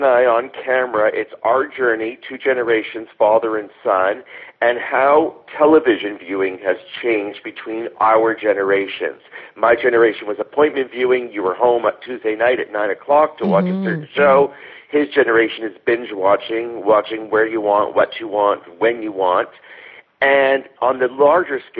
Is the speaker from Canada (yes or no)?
yes; Thornhill, Ontario, Canada; I grew up in Thornhill.